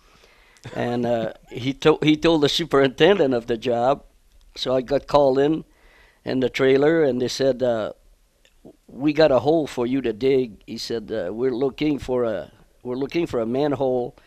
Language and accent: English; Quebec, Canada; moved away as an adult; now in Milwaukee, United States; growing up in Canada